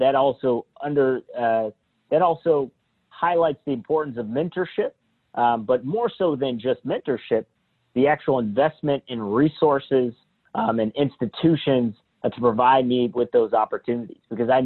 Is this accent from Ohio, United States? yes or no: yes; Columbus, Ohio, United States; I grew up in central Ohio, just right here in Columbus, a little closer to Worthington area